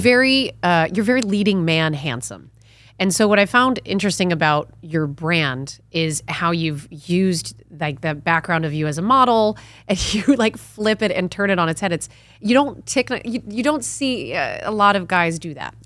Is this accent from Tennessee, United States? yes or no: no; Connecticut, United States; also born or lived in New York / California; now in Austin, United States; I'm from Connecticut originally.